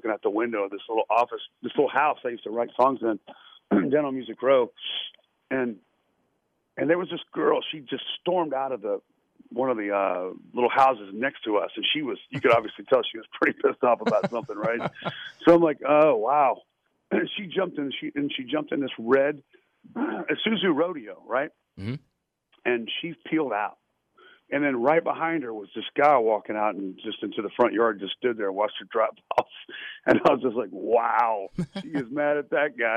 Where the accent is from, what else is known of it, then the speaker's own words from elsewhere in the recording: Lynchburg, Virginia, United States; moved away; growing up in Virginia